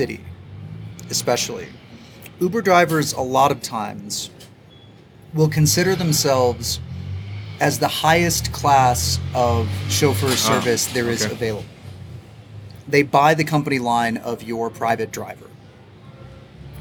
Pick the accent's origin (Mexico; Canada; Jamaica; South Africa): Mexico; Mexico City; here in Mexico City